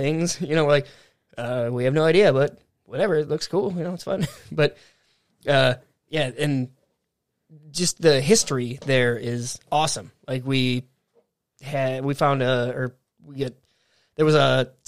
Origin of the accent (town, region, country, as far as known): United States